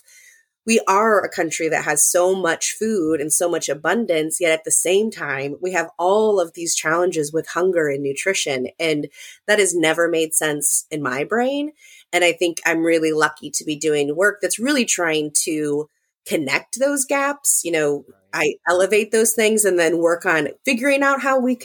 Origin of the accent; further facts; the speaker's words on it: Southwest Iowa, United States; I'm from Southwest Iowa, grew up in a small town